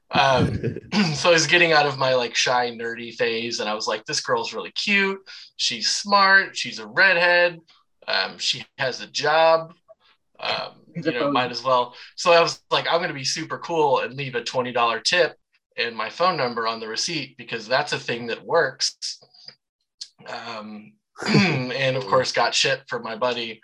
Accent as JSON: {"language": "English", "town": "Savannah", "region": "Georgia", "country": "United States", "tie": "born or raised there", "also_born_or_lived": "Macon, Georgia", "accent": "Savannah", "moved": "yes", "lives_now": "O'Fallon, United States", "said": "I grew up in Savannah, so you'll hear tinges of that accent when I say certain things like car oil or fry oil"}